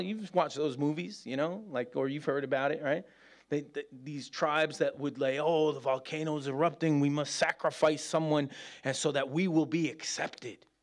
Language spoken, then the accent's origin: English; New York, United States; moved away as an adult; now in Birmingham, United Kingdom; as a New Yorker